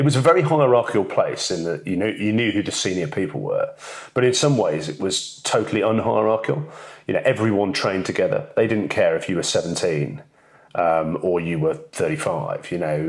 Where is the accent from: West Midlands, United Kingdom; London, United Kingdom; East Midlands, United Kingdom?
East Midlands, United Kingdom; moved away; I grew up in the East Midlands at a time when, you know, rugby was very, very big.